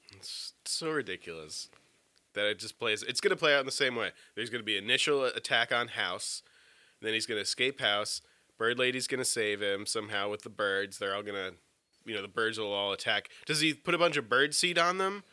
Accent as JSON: {"language": "English", "country": "United States", "tie": "born or raised there", "moved": "yes", "lives_now": "outside Washington, D.C., United States", "said": "I grew up outside of New York"}